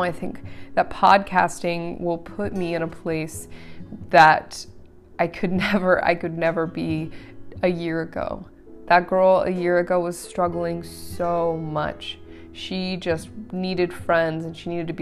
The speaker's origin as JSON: {"language": "English", "town": "Aurora", "region": "Colorado", "country": "United States", "tie": "born or raised there", "said": "I was born in Aurora, Colorado."}